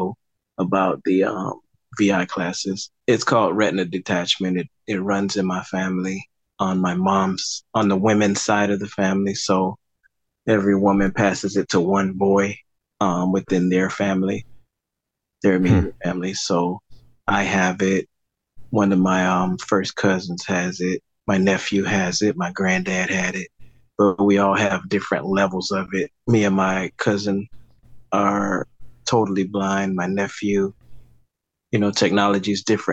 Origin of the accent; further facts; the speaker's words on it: Miami, Florida, United States; now in Fort Lauderdale, United States; I am from Miami, Florida. I was born there, lived there until I was about 28.